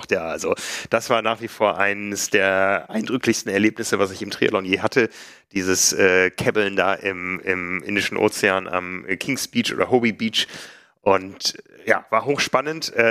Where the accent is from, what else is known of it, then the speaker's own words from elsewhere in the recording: Hamburg, Germany; Für mich als Hamburger war es enorm steil.